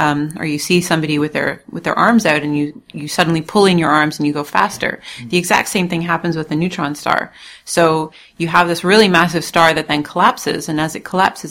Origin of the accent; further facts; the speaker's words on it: Toronto, Ontario, Canada; moved away as an adult; also born or lived in Munich, Germany; now in Leiden, Netherlands; I'm originally from Canada, from Toronto, where I was born, raised there, and I went to university there